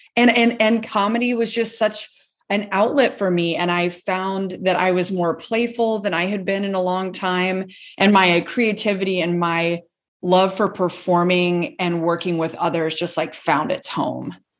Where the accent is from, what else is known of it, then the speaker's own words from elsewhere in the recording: Gainesville, Florida, United States; I grew up in Gainesville, Florida and where I'm currently living